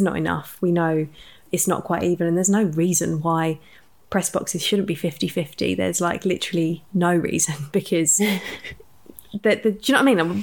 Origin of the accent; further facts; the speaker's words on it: Watford, East of England, United Kingdom; we're two girls from Watford